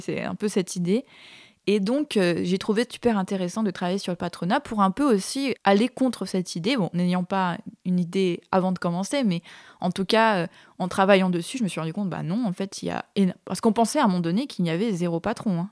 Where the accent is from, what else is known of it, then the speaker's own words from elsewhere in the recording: French Polynesia; moved away as an adult; je viens de Tahiti, ah. Et euh, j'ai grandi là-bas jusqu'à mes 18 ans